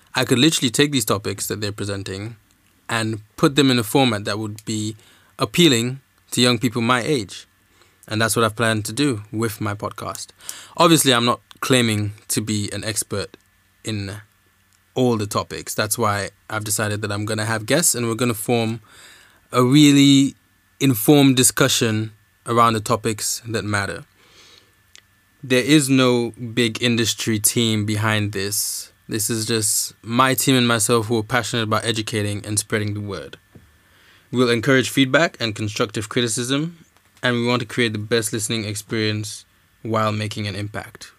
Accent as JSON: {"language": "English", "country": "Nigeria", "tie": "born or raised there", "also_born_or_lived": "Dominica", "moved": "as an adult", "lives_now": "United Kingdom", "said": "I am Dominican. I grew up in Nigeria, and I'm studying law in the U K."}